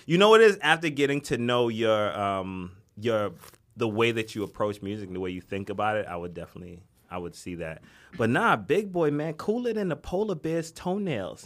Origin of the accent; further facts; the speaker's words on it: New York City, New York, United States; I'm from the Bronx